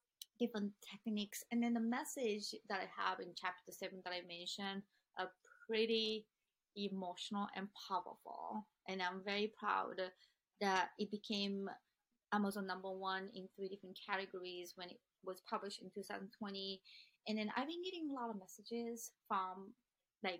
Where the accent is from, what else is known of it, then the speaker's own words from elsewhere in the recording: Japan; moved away; also born or lived in Boston; where I grew up in Japan